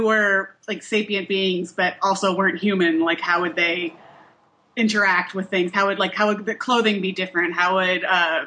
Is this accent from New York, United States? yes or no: no; Missouri, United States; moved away as an adult; now in Portland, United States; I grew up in Missouri, and I just moved to Portland, Oregon, like 6 years ago. So I spent the whole rest of my life in Missouri